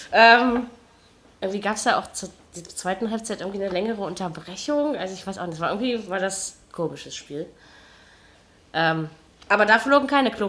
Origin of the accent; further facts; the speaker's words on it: Berlin, Germany; Ja, weil man das als Berliner nicht macht.